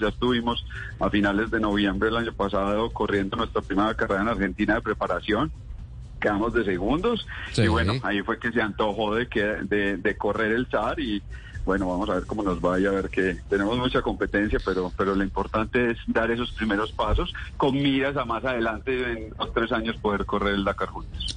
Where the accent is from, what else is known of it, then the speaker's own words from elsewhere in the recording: Colombia; como colombianos